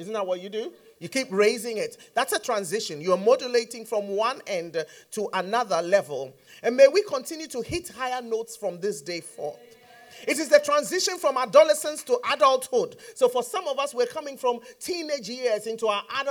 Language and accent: English; Ghana; I'm from Ghana.